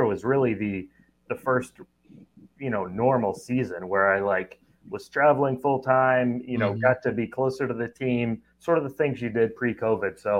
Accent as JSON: {"language": "English", "town": "Oklahoma City", "region": "Oklahoma", "country": "United States", "tie": "born or raised there", "also_born_or_lived": "Kentucky", "said": "I grew up in Oklahoma City"}